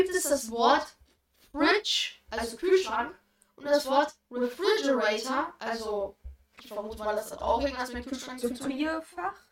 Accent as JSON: {"language": "German", "town": "Mettmann", "region": "North Rhine-Westphalia", "country": "Germany", "tie": "born or raised there", "also_born_or_lived": "Düsseldorf / Erkrath", "said": "ich bin in Düsseldorf geboren, dann bin in Erkrad gewohnt, als ich noch ein Kleinkind war, dann irgendwie sechs Jahre in Mettmann"}